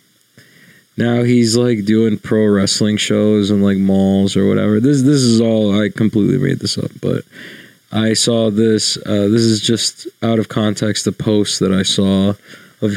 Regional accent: New York, United States; I'm from New York

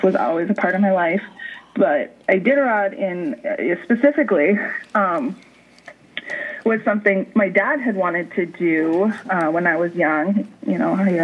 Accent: Wisconsin, United States; I grew up in a cabin in the woods in Wisconsin.

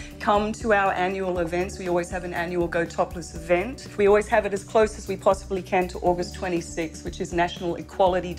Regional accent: Australia; moved away; I'm from Australia, and I grew up since a very little girl never wearing a bikini on a beach

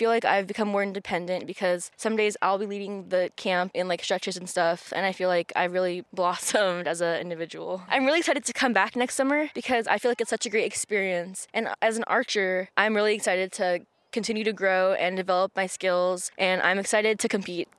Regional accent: San Francisco, California, United States; I'm a junior in high school at Lowell and I grew up here in San Francisco.

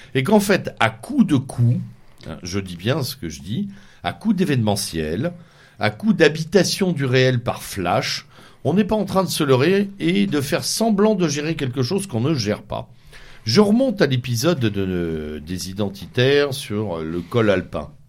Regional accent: Normandy, France; chez moi en Normandie

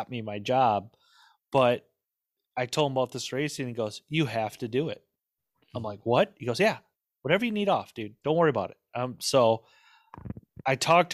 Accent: Midwest, United States; I grew up in the Midwest

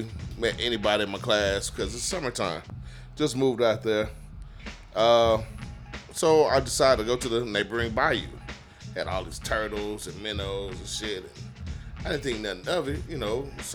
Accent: Houston, Texas, United States; I'm from Fifth Ward

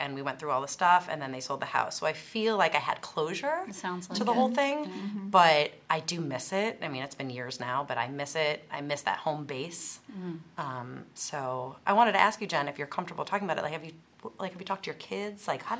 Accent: Glencoe, Illinois, United States; moved away as an adult; also born or lived in New York City; I'm from Glencoe, Illinois, which is the north side of Chicago.

